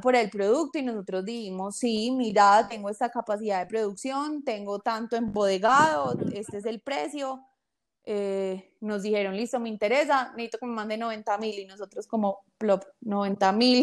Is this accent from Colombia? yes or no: yes; Colombia; como buenos colombianos le creemos